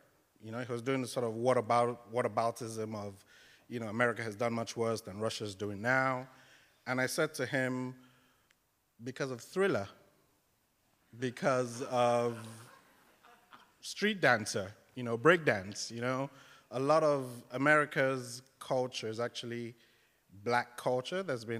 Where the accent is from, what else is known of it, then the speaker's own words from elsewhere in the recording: Lagos, Nigeria; I'm Nigerian. I grew up in Lagos in the 80s